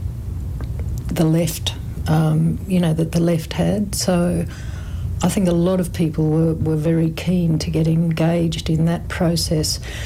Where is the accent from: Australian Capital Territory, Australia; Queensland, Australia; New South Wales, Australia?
Queensland, Australia; Gold Coast; also born or lived in Brisbane / Millmerran; I grew up primarily on the Gold Coast